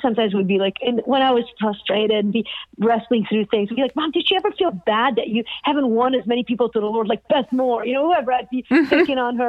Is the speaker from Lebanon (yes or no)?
yes; Beirut, Beirut Governorate, Lebanon; now in United States; I grew up in Beirut